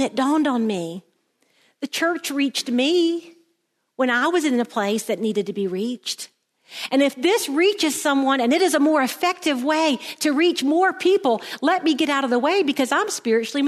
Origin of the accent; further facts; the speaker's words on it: South Carolina, United States; moved away; Now I'm from South Carolina and that's where we were. And I know all about South Carolina because I'd been there all my life.